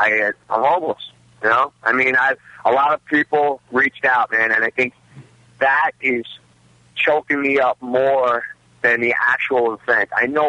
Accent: Staten Island, New York, United States; Staten Island, and I'm from, obviously, Staten Island

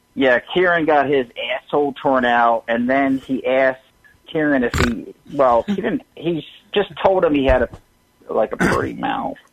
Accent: Philadelphia, Pennsylvania, United States

